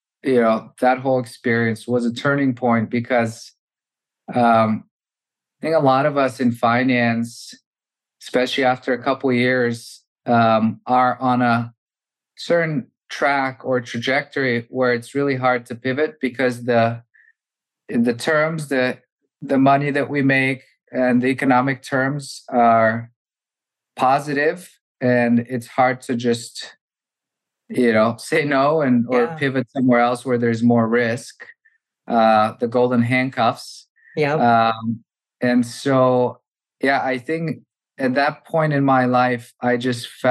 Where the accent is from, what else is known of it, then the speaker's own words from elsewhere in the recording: Bulgaria; moved away as an adult; also born or lived in Massachusetts, United States / New York, United States; Originally, I'm from Bulgaria. I grew up there and came to the US for university